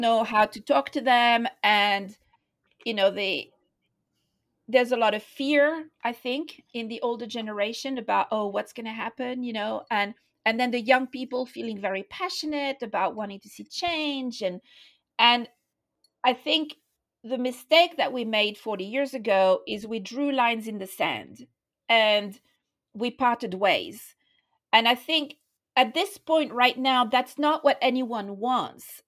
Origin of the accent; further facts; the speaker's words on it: France; moved away as an adult; also born or lived in London / India; now in Nepal; I grew up in France, became a disciple, a Christian in London in nineteen eighty-three